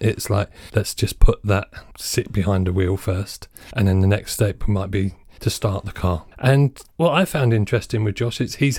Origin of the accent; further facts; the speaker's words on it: United States; You know, I'm from the States, so again, a different perspective on driving.